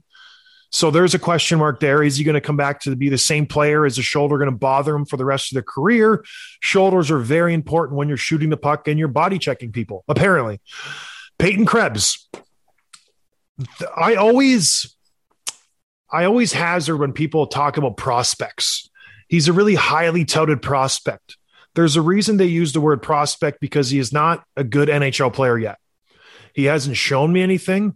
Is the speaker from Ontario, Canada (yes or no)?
yes; St. Catharines, Ontario, Canada; I'm from the Buffalo area. I'm from St. Catharines, just a hop, skip, and a jump across the old bridge there